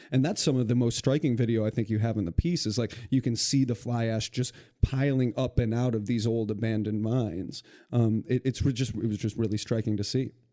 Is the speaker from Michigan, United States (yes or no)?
yes; Western Michigan, United States; moved away; I'm from Western Michigan and I see this with my communities back home